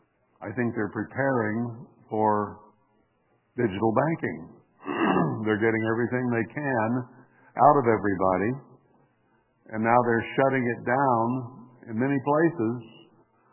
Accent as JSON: {"language": "English", "country": "United States", "said": "as an American citizen"}